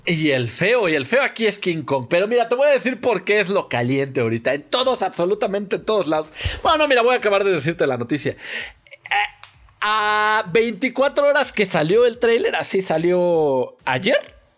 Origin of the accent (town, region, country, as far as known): Mexico